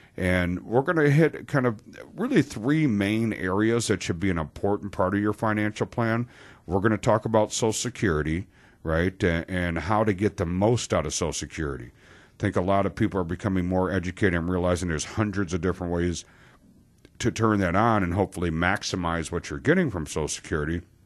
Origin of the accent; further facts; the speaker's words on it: Wisconsin, United States; we're from Wisconsin